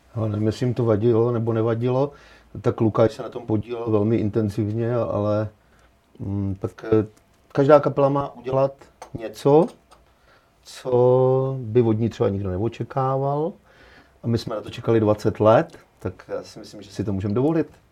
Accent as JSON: {"language": "Czech", "town": "Petříkovice", "region": "Hradec Králové Region", "country": "Czechia", "said": "já jsem z Petříkovic"}